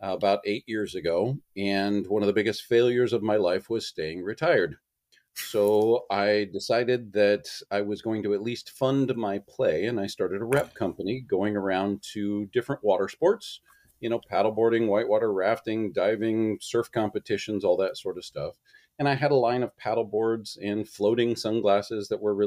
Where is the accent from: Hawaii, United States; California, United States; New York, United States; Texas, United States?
Hawaii, United States; moved away; when I grew up in Hawaii, I went to Hanama Bay weekly